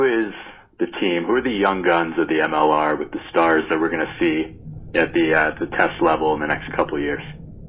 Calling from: Spain; Hey, guys … I'm calling from Spain.

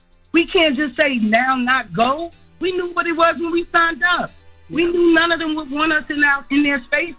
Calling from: Columbia, South Carolina, United States; I'm checking in from Columbia, South Carolina.

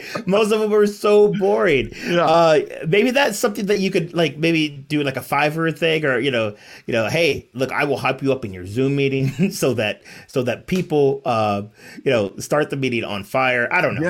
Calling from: Spring Valley, California, United States; I am the suburbs of San Diego, Spring Valley, California, to be exact.

